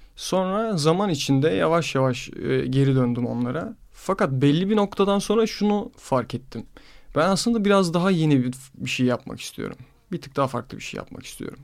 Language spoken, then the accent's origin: Turkish; Istanbul, Turkey; Yarımada'da büyüdüm. Böyle çocukluğum hep arka o sokakların kıvrımlarını keşfederek falan geçti.